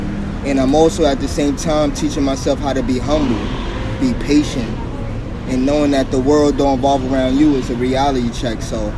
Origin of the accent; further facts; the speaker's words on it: New York City, New York, United States; I'm originally from Harlem, New York. Mm-hmm. Born and raised, but I've been all over New York. Mm-hmm. I can't just say I'm actually in one spot, but I'm from Harlem.